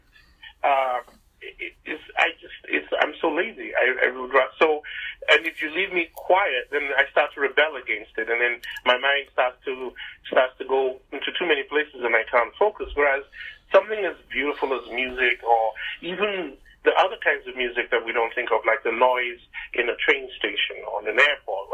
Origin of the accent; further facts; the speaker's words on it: Nigeria; moved away; back home growing up in Nigeria